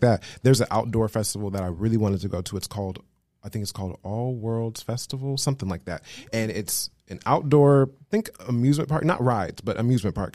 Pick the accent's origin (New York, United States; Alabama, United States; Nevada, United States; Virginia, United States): Nevada, United States; Las Vegas; moved away as an adult; now in Los Angeles, United States; I was born and raised in Las Vegas, Nevada. I live now in Los Angeles.